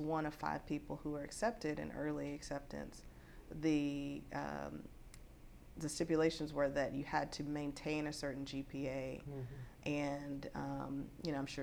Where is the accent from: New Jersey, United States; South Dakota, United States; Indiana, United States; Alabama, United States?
Alabama, United States; moved away as an adult; also born or lived in Germany / Oklahoma / Washington / California; now in Austin, United States; I'm originally from Alabama